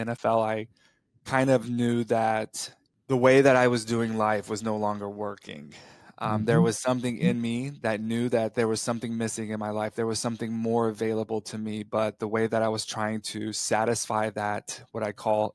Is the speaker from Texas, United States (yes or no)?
yes; Perryton, Texas, United States; moved away as an adult; I was raised in Perryton, Texas, up there at the top of the state